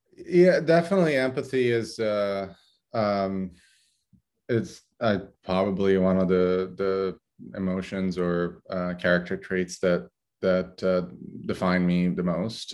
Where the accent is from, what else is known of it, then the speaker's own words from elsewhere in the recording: Brindisi, Apulia, Italy; moved away; also born or lived in Corfu, Greece; I was born in Brindisi, Italy. Uh, actually, a fishing village in Brindisi, Italy